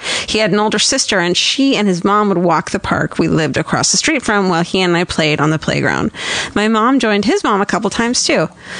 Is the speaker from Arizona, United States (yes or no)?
yes; Phoenix, Arizona, United States; I wanted to share my hometown murder story. I grew up in Phoenix, Arizona, and went to school with a kid named Michael Falotter.